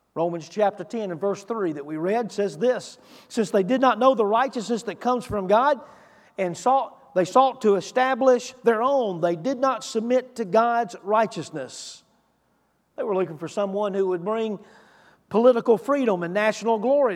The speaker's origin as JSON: {"language": "English", "country": "United States", "said": "we as Americans"}